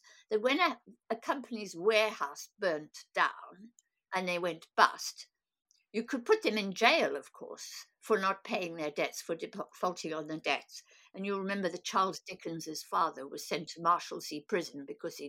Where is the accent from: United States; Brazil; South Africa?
South Africa; I'm a South African born